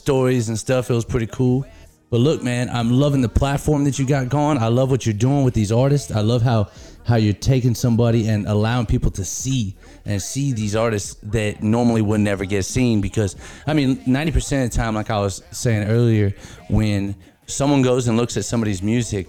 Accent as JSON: {"language": "English", "region": "California", "country": "United States", "said": "I'm from California"}